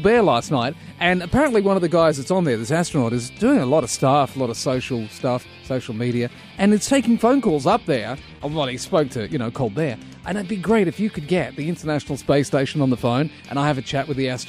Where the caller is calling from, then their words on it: Australia; I'm calling you from Australia.